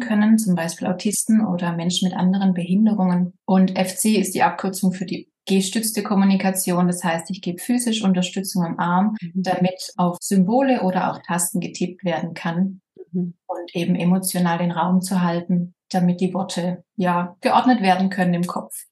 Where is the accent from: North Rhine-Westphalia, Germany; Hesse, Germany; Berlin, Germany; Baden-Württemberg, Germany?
Baden-Württemberg, Germany; accent: Swabian; Ich komme aus Süddeutschland, Baden-Württemberg, hört man vielleicht manchmal an meinem Akzent, wenn es schwäbisch wird.